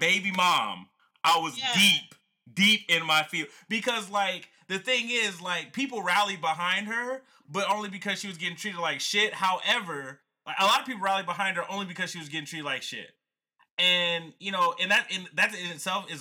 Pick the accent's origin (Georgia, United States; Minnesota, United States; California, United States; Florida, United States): Georgia, United States; Atlanta; growing up in the South, you know, I'm from Atlanta, Georgia